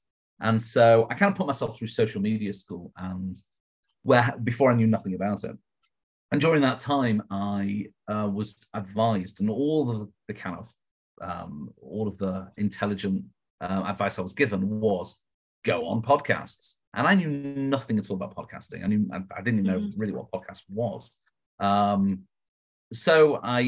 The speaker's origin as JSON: {"language": "English", "country": "United Kingdom", "accent": "British", "moved": "yes", "lives_now": "Las Vegas, United States", "said": "So I am British, as you can probably tell from the accent"}